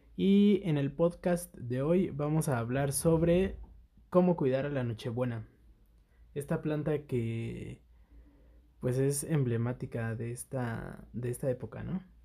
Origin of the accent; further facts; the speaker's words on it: Mexico City, Mexico; Nosotros somos de la Ciudad de México